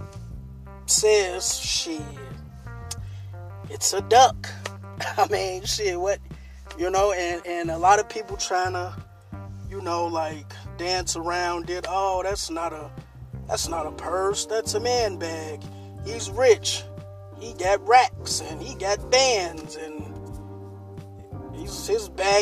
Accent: Chicago, Illinois, United States; I'm from a pretty rough place. I'm from Inglewood. You know what I'm saying? A place on the south side of Chicago.

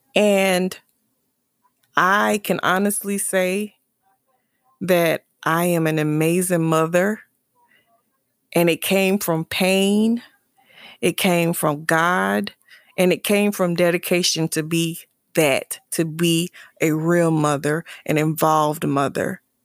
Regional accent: South Carolina, United States; moved away; my hometown for the summer in South Carolina

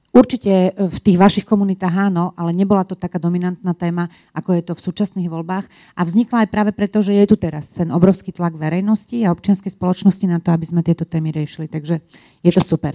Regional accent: Bratislava, Bratislava Region, Slovakia; also born or lived in Brussels; u nás v Bratislave

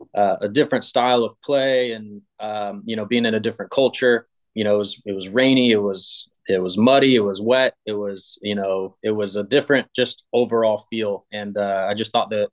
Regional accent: Tampa, Florida, United States; also born or lived in Bradenton; I grew up in Tampa

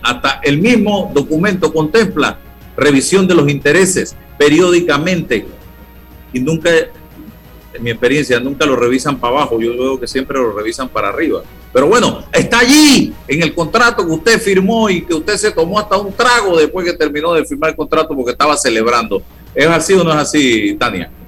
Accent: Panama; como panameño

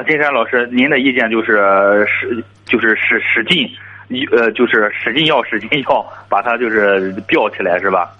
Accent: Jinan, Shandong, China; 我是济南的

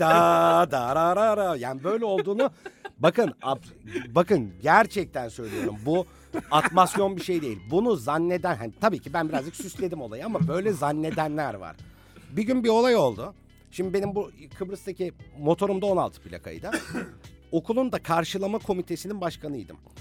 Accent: Bursa, Turkey; moved away as an adult; also born or lived in Cyprus; Bursalıyım, Bursa'da doğdum, Bursa'da büyümüş bir heteroseksüelim

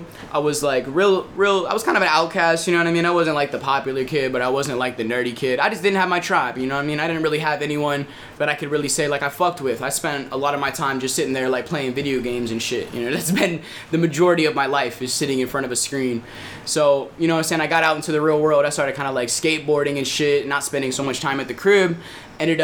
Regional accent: Virginia Beach, Virginia, United States; I come from Virginia Beach.

